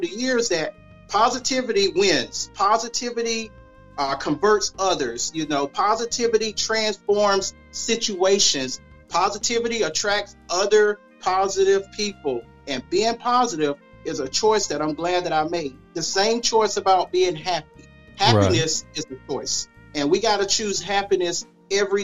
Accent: Loris, South Carolina, United States; I would shadow the local optometrist there in my hometown in Loris

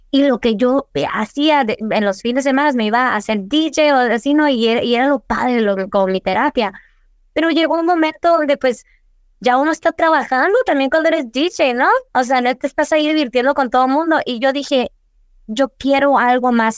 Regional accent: Douglas, Arizona, United States; moved away as an adult; also born or lived in Agua Prieta, Sonora (family); now in Tucson, United States; yo soy nacida aquí en Tucson, en el TMC, eh, criada en Douglas, pero toda mi familia es de Agua Prieta. Yo crecí en Douglas mayoría de mi vida

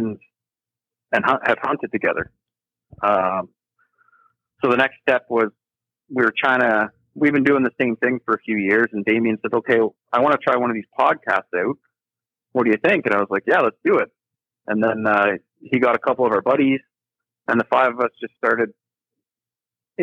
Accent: Kincardine, Ontario, Canada; I'm from Kincardine, Ontario, right on the Lake Huron

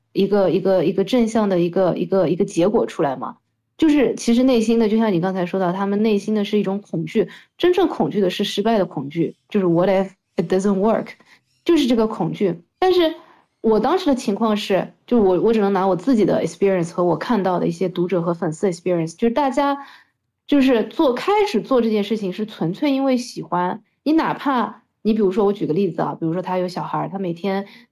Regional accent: Shanghai, China; 我其实是一个土生土长的上海人，然后和大家一样的，从小在中国的这样的环境里样长大的一个，呃，人

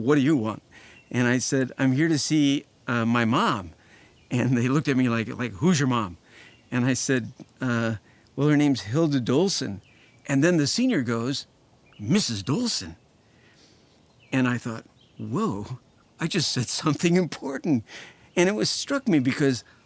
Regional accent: Indianapolis, Indiana, United States; I grew up in Indianapolis, Indiana.

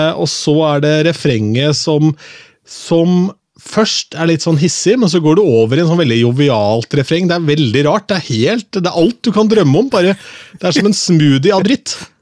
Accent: Østfold, Norway; moved away as an adult; now in Oslo, Norway; Jeg kommer fra Østfold

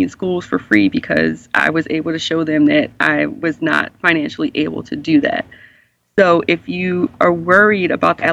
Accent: Baltimore, Maryland, United States; I'm from Baltimore. My family's here.

